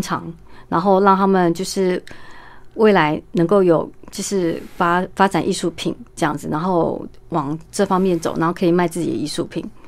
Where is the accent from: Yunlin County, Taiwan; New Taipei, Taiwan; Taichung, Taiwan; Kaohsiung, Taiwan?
Yunlin County, Taiwan; moved away; 在云林的麦当劳，在我老家